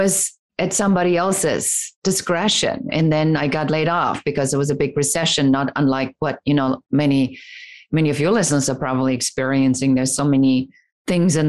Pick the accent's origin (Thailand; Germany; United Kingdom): Germany; now in United States; coming from conservative Germany, wasn't going over so well as I was growing up. And really a story of leaving my home country, coming to America